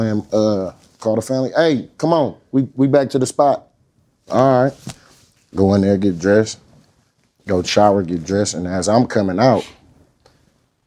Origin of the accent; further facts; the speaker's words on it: Oakland, California, United States; I'm from Oakland, California.